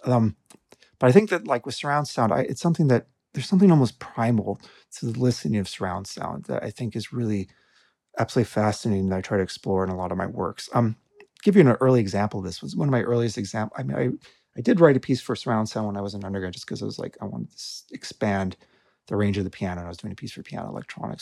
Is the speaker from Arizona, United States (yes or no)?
yes; Tucson, Arizona, United States; I grew up in Tucson, Arizona